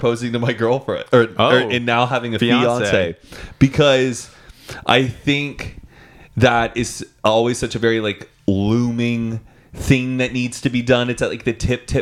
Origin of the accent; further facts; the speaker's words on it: Dallas, Texas, United States; also born or lived in Austin, Texas; I moved away from Dallas when I was like 18